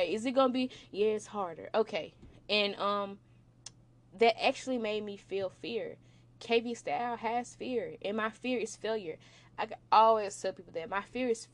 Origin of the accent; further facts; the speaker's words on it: Memphis, Tennessee, United States; moved away; I'm from Memphis, Tennessee